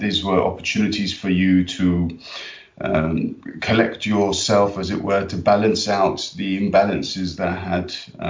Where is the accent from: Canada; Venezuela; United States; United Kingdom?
United Kingdom; London; grown up in London, I was born in London